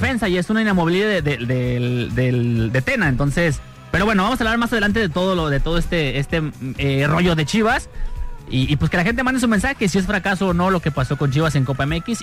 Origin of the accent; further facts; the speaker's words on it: Guadalajara, Jalisco, Mexico; soy tapatío